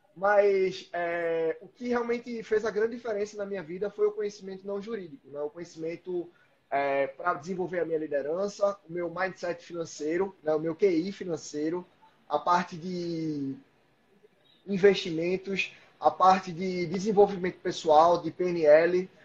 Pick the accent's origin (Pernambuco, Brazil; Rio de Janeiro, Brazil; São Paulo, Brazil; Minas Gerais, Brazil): Pernambuco, Brazil; Recife; moved away; Eu sou de Recife